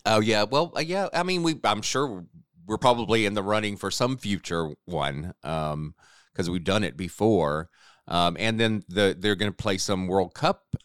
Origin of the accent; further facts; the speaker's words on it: South Carolina, United States; now in Atlanta, United States; I grew up in South Carolina